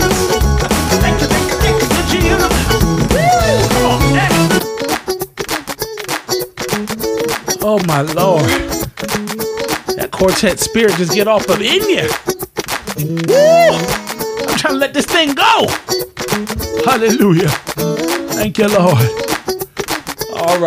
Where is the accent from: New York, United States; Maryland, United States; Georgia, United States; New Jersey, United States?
New Jersey, United States; I'm from South Jersey